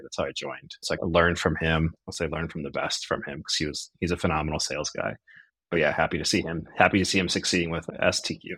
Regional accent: outside of Cleveland, Ohio, United States; also born or lived in Chicago; now in Akron, United States; I am an Ohio guy through and through, born outside of Cleveland, Ohio.

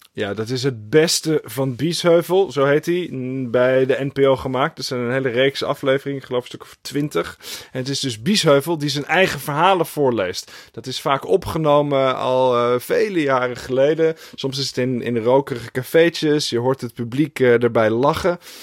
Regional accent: Friesland, Netherlands; moved away; also born or lived in Moscow; ik ben natuurlijk opgegroeid in Friesland

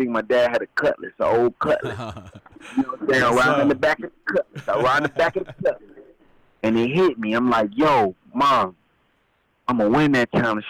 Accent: Atlanta, Georgia, United States; also born or lived in Yonkers, New York; Born in Yonkers, New York, you know, about age of five. Moved to Atlanta, Georgia with my parents and lived in Georgia. Was raised in Georgia till I was like, you know, I'm in Georgia now. I live here now.

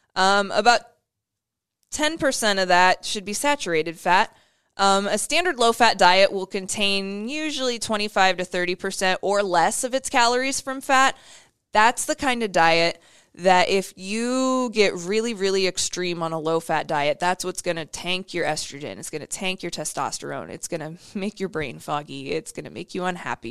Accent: Iowa, United States; My home, my home state

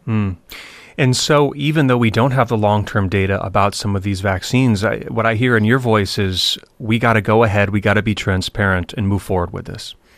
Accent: United States

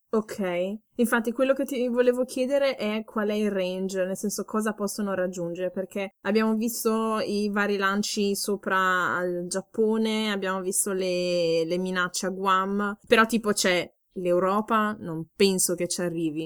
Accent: Ferrara, Emilia-Romagna, Italy; moved away as an adult; also born or lived in Forlì; now in Bavaria, Germany; sono nata a Ferrara e dopo aver studiato a Forlì Scienze Politiche mi sono trasferita ormai sei anni fa in Baviera

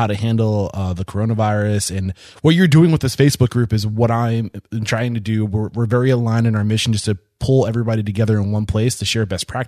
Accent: Exeter, New Hampshire, United States; moved away; also born or lived in Nashua, New Hampshire; I'm from New Hampshire. I'm from Exeter, and I went to school in Nashua, New Hampshire.

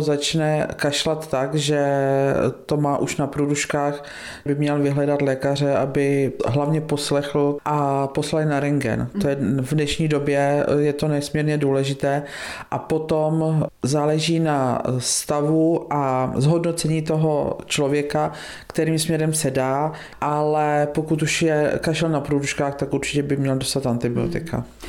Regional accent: Vortová, Pardubice Region, Czechia; now in Bítovany, Czechia; pocházím ze statku z Vortové na Hlinecku, kde jsme byli na konci vesnice

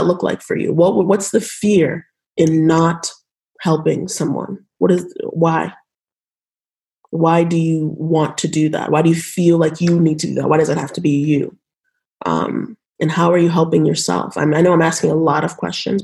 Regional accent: Nigeria; now in United States; I was born in Nigeria

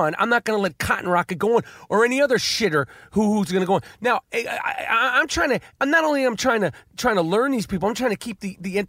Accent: New York City, New York, United States; I'm 45 fucking years old. I grew up in New York City.

